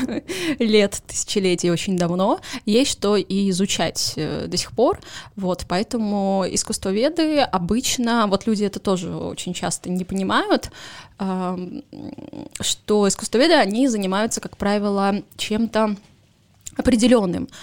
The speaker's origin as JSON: {"language": "Russian", "region": "Saint Petersburg", "country": "Russia", "tie": "born or raised there", "said": "Поскольку я родилась в Петербурге"}